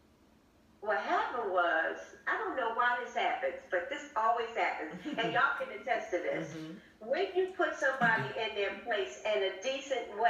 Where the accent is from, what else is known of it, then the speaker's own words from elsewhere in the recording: Philadelphia, Pennsylvania, United States; I'm from Philly